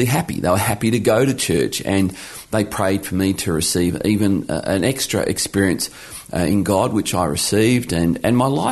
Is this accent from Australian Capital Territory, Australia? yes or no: no; Geelong, Victoria, Australia; now in Launceston, Australia; I was born in Geelong, Victoria, back when Geelong won its only grand final in the 1960s. So I grew up in Geelong